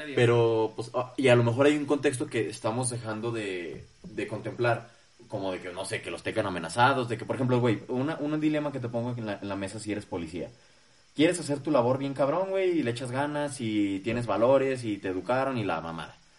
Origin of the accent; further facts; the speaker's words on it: Zacatecas, Mexico; nosotros que somos de Zacatecas